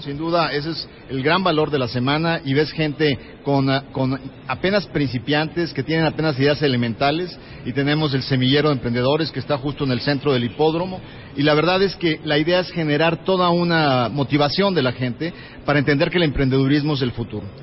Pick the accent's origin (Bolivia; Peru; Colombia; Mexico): Mexico; se siente orgulloso como mexicano